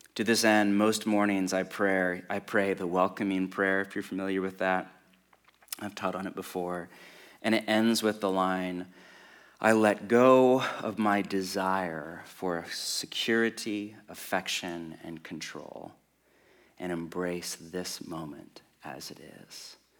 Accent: West Coast of America, United States; I grew up on the West Coast of America

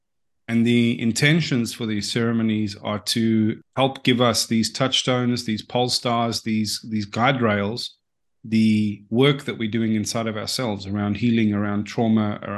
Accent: South Africa; now in Australia; Well, yeah. So that was about in 2008. And if anyone knows anything about what the climate there is like socially, it's politically and administratively quite dysfunctional.

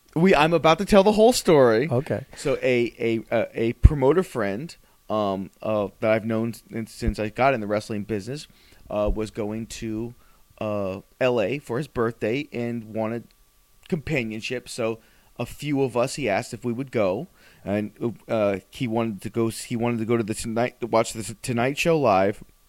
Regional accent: South Florida, United States; we're professional wrestlers from South Florida

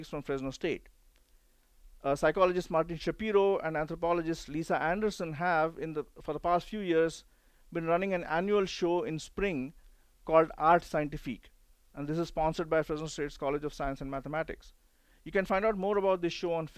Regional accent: India; now in United States; I grew up in India when smallpox was still around

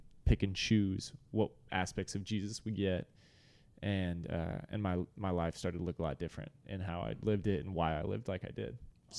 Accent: Dallas, Texas, United States; So I was raised in Dallas and got to be a part of Watermark actually since a very young age.

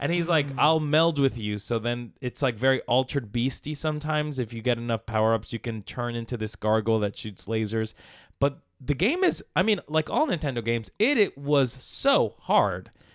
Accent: Palmira, Valle del Cauca, Colombia; moved away; I was born in Colombia, in South America, in a village, Palmira, Colombia, Valle de Cauca

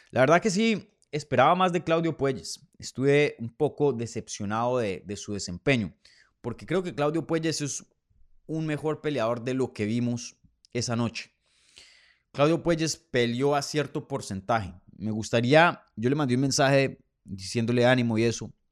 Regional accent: Colombia; desde mi tierra. Saludos desde Bogotá, Colombia

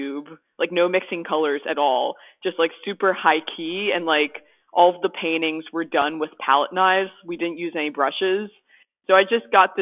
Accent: West Chester, Pennsylvania, United States; I'm from Westchester, Pennsylvania, and it's a short drive from Wilmington

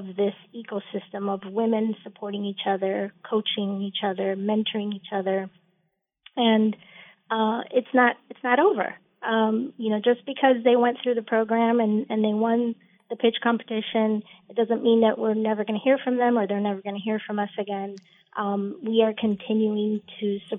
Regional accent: Miami, Florida, United States; moved away as an adult; also born or lived in Cuba / Tampa, Florida; now in Washington, D.C., United States; We came when I was about 4 or 5 years old. Settled in Miami

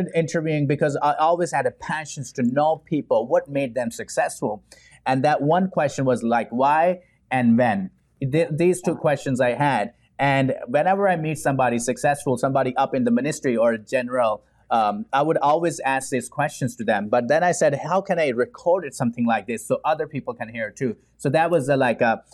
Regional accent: Pakistan; English is a second language; now in Houston, United States; growing up in Pakistan

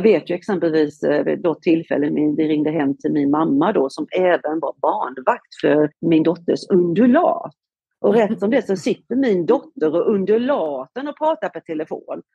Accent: Halmstad, Halland County, Sweden; moved away as an adult; also born or lived in Gothenburg, Sweden; now in Marbella, Spain; jag är faktiskt från Halmstad eh, i, eh, på västkusten

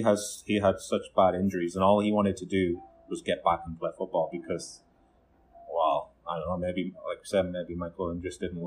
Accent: the North East, North East England, United Kingdom; I'm from the Northeast, and I used to go to a lot of Darlington games

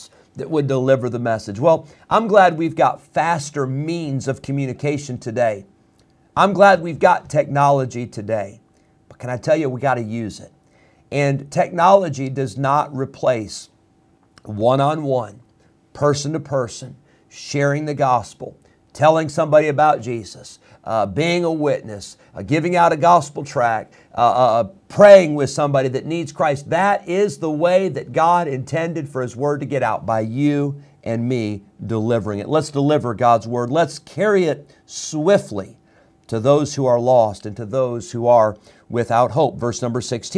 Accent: Illinois, United States; now in North Carolina, United States; I grew up in Illinois.

